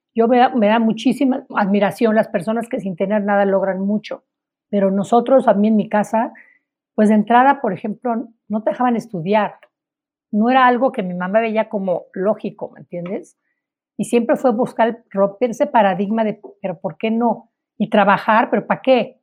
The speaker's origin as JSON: {"language": "Spanish", "country": "Mexico"}